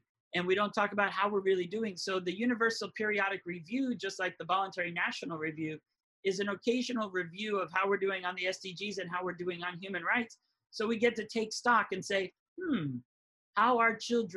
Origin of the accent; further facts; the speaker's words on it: Hawaii, United States; Growing up in Hawaii